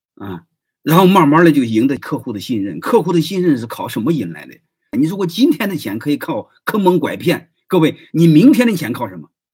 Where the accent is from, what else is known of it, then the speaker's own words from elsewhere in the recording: Henan, China; now in Shandong, China; 我是河南人，总部的人